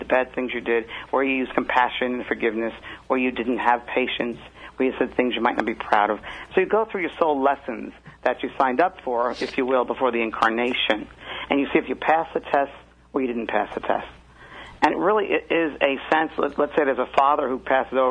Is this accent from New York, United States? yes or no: yes; New York, United States; now in Orange County, California, United States; I'm originally from New York